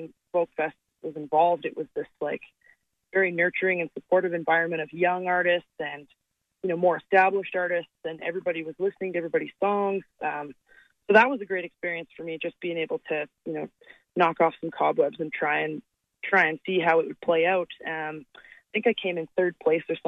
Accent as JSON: {"language": "English", "town": "Calgary", "region": "Alberta", "country": "Canada", "tie": "born or raised there", "said": "my hometown. And when you think about it, like Calgary's a big city"}